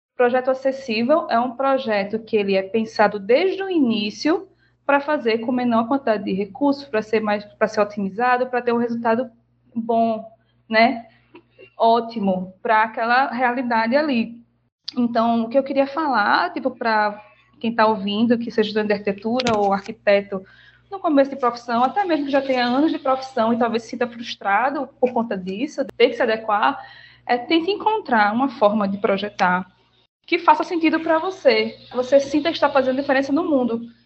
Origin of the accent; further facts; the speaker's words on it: Recife, Pernambuco, Brazil; also born or lived in Bahia; Eu sou recifense, apesar de ser baiana